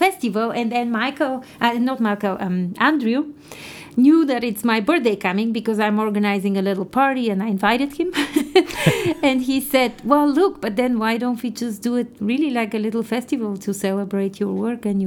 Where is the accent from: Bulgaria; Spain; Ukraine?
Bulgaria; moved away; in my early education in Bulgaria, I come from Bulgaria, which was a communist country at the time, and I studied in a very traditional specialized music school